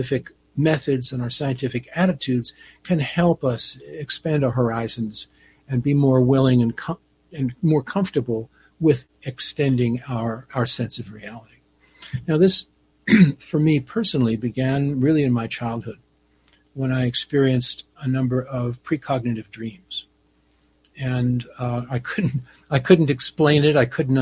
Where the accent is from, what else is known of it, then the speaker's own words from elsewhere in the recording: New Jersey, United States; I grew up on the East Coast in New Jersey